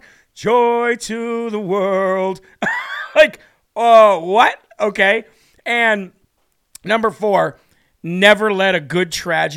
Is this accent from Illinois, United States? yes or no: yes; Illinois, United States; I'm from Illinois